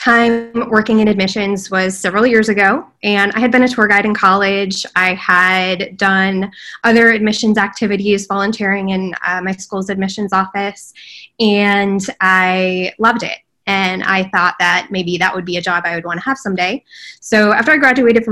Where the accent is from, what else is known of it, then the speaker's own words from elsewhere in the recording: Northeast, United States; moved away as an adult; now in Candler, United States; from the Northeast where I grew up